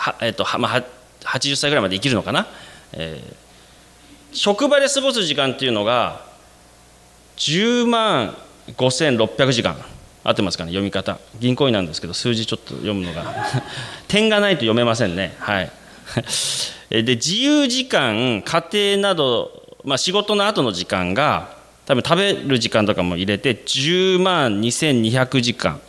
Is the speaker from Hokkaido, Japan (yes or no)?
yes; Sapporo, Hokkaido, Japan; moved away as an adult; also born or lived in Nara, Japan / South Korea; 私生まれも育ちも札幌でして